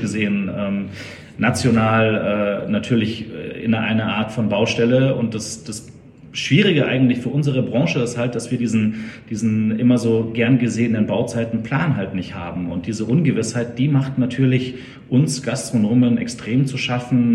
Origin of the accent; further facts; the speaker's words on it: Munich, Bavaria, Germany; geboren in München, aufgewachsen bei München